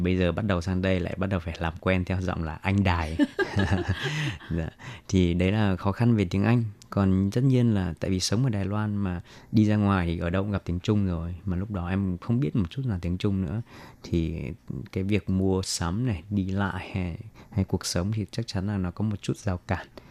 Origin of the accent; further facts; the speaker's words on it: Vietnam; moved away as an adult; now in Taiwan; mình người Việt mà mình từ nhỏ đến lớn ăn đồ ăn Việt Nam